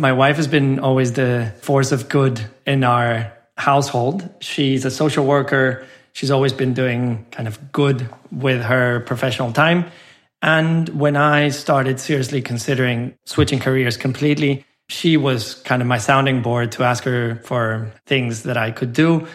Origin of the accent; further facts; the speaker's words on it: San Luis Potosí, Mexico; moved away as an adult; also born or lived in Mexico City / London / Doha; I was born and raised in Mexico. I grew up in a small city called San Luis Potosí